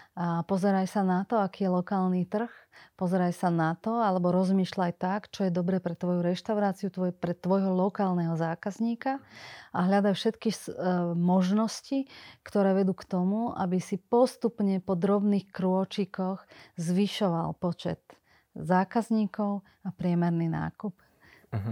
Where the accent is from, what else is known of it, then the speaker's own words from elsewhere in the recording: Slovakia; bola som prvá zo Slovenska, ktorá som išla študovať na Hamburger University do Chicaga